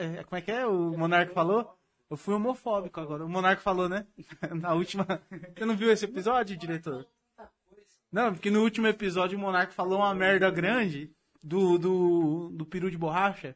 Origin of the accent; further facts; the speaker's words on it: Mauá, São Paulo, Brazil; Pra ser mais preciso, eu nasci em Mauá. Eu sou mauauense